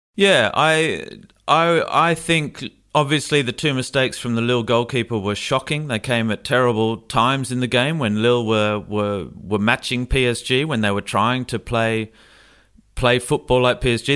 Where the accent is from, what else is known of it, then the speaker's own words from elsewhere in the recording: Australia; moved away; I say that as an Australian